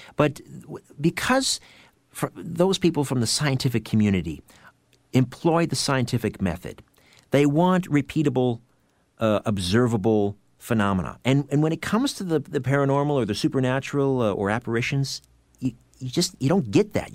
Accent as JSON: {"language": "English", "country": "Canada", "said": "weighing in as a Canadian"}